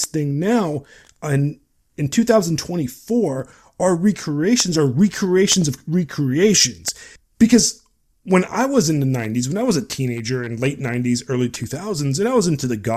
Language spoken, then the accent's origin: English; Long Beach, California, United States; I grew up in Southern California. And Southern California, specifically Long Beach, where I grew up